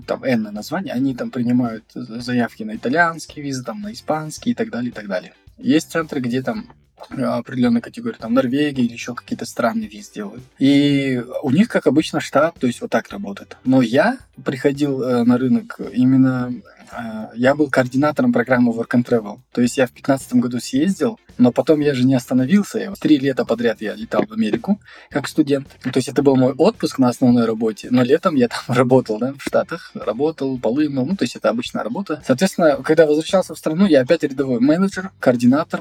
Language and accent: Russian; Almaty, Kazakhstan; я из Алматы